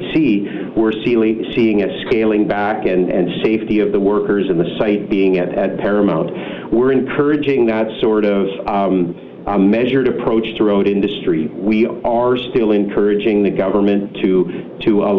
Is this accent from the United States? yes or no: no; British Columbia, Canada; as we all go through this as British Columbians